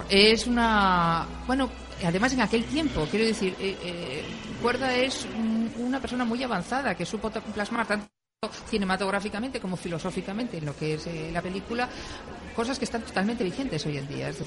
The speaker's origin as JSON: {"language": "Spanish", "town": "Santander", "region": "Cantabria", "country": "Spain", "said": "No, yo soy de Santander, pero es que tengo esta gracia en el hablar"}